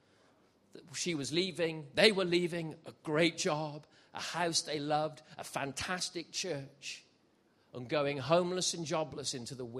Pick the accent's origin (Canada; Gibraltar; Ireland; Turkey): Gibraltar; also born or lived in South Wales; I was born in South Wales, so I'm a Welshman. I should talk like this, really. Went up a hill and came down a mountain, boy. Oh, that's how I should talk, but I don't. I left when I was seven, and I grew up in Gibraltar, southern Spain.